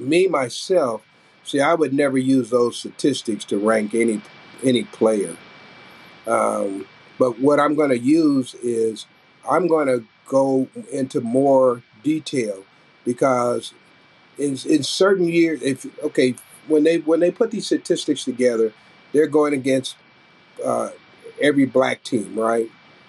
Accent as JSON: {"language": "English", "town": "Kansas City", "region": "Kansas", "country": "United States", "tie": "born or raised there", "said": "my hometown with the Kansas City, Kansas Giants"}